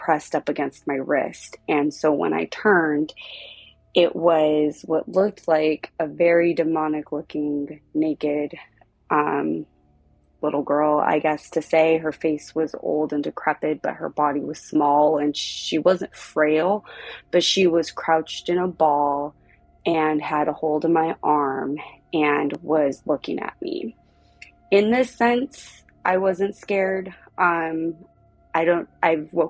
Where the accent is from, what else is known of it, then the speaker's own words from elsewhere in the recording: Southern California, United States; also born or lived in South Pasadena, California; I am from Southern California.